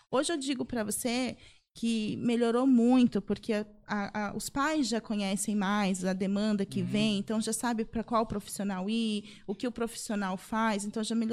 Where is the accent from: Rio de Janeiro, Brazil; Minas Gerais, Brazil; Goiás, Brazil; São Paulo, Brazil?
São Paulo, Brazil; São José dos Campos; Sou, sou de São José, daqui mesmo.